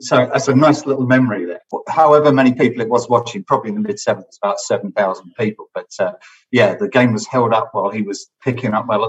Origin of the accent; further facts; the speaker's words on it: Watford, East of England, United Kingdom; I was born in the Spodales Hospital. I lived in Vicarage Road.